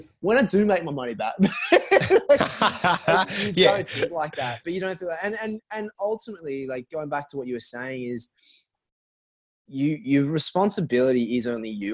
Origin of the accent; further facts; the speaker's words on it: Sydney, New South Wales, Australia; moved away as an adult; now in New York, United States; I'm from Mona Vale, Bulgola